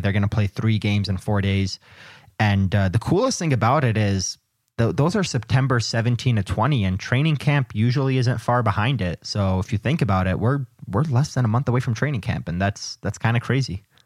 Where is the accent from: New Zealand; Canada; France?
Canada; also born or lived in the Midwest; I'm from the Midwest and I'm Canadian